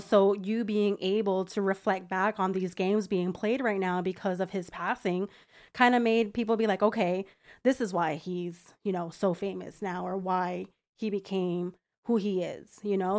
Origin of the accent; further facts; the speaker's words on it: New Jersey, United States; moved away as an adult; now in Florida, United States; I'm originally from New Jersey, born and raised all my life. Been living in Florida for about five years now